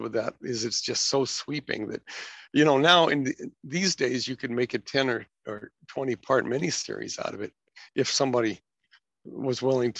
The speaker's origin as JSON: {"language": "English", "town": "Anaheim", "region": "California", "country": "United States", "tie": "born or raised there", "also_born_or_lived": "Oceanside", "said": "I was born in Oceanside, which was actually Camp Pendleton, California. My father was a Marine, and I was 10 months in the womb."}